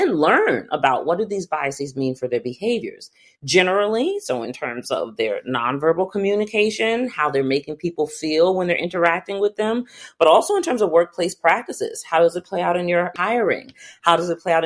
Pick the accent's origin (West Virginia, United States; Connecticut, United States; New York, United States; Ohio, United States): New York, United States; White Plains; I grew up in White Plains, New York